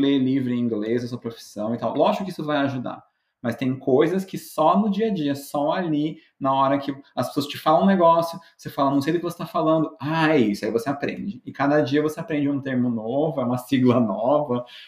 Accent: Brazil; moved away as an adult; now in United States; Brasileiro tem disso

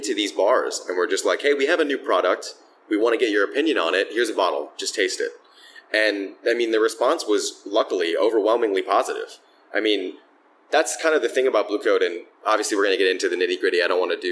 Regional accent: Philadelphia, Pennsylvania, United States; I grew up in Philadelphia. I've worked in a bunch of different bars here in the city

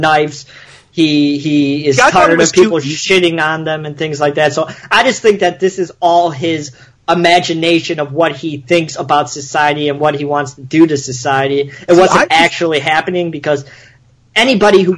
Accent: Chicago, Illinois, United States; I grew up in Chicago

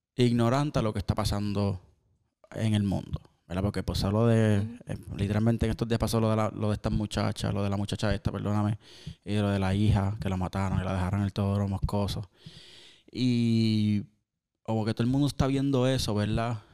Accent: Cabo Rojo, Puerto Rico; somos de Cabo Rojo. Eh, todos los caborrojeños

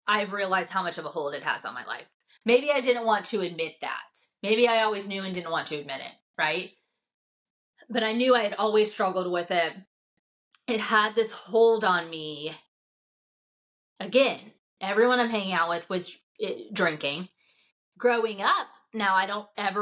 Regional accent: the South, United States; I'm growing up in the South in a faith-based home.

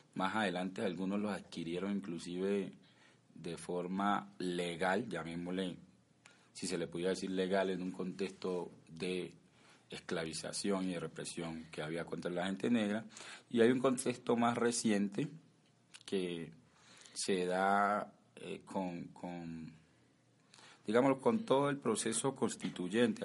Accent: Buenaventura, Valle del Cauca, Colombia; Soy natural de Buenaventura, Valle del Cauca, del Consejo Comunitario eh, Río, Yurumangui

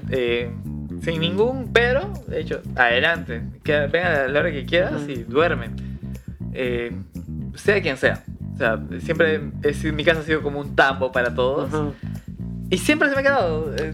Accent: Cusco, Peru; Soy de Cusco. Soy de Cusco. Sí.

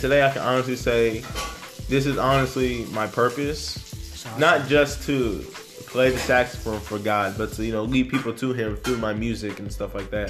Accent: Fayetteville, United States; also born or lived in Plainfield, New Jersey; I was born in Plainfield, New Jersey, and I moved to um, Fayetteville when I was five, and I grew up here.

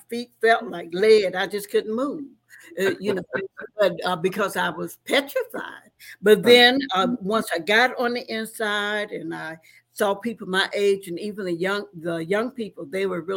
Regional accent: the South, United States; now in Detroit, United States; I come from the South, so we didn't do anything or know anything about social workers.

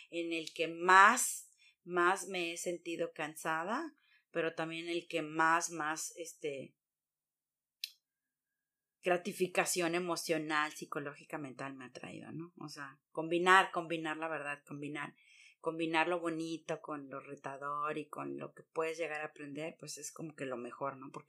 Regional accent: Mexico; moved away as an adult; now in Germany; Yo soy mexicana de hasta morir

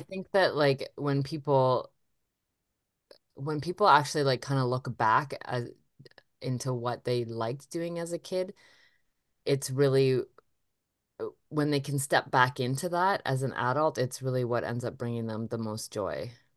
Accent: Lake Huron, Ontario, Canada; I grew up on Lake Huron

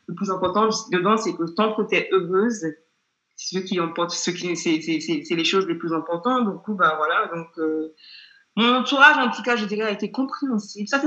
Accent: England, United Kingdom; French is a second language; je suis pas euh, française d'origine, je suis anglaise.

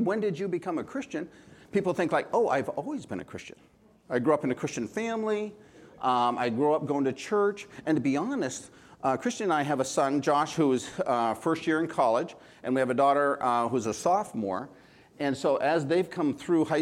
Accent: Houlton, Maine, United States; moved away; also born or lived in Amity, Maine / San Diego area; Originally, I'm from Houlton, Maine. I grew up in Houlton, Maine.

